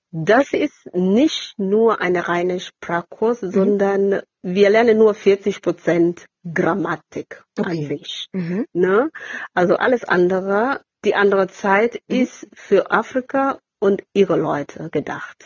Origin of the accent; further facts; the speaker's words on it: Kenya; now in Pulheim, Germany; ich bin gebürtige Kenianerin